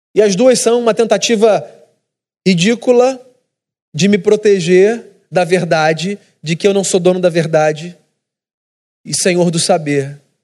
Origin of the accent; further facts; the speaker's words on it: Rio de Janeiro, Brazil; como carioca